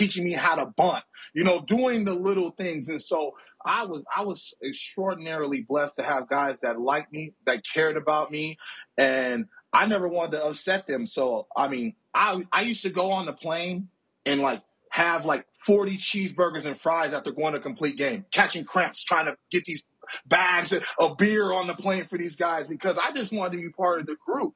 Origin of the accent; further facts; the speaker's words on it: Oakland, California, United States; also born or lived in Alameda, California; I'm from Oakland, California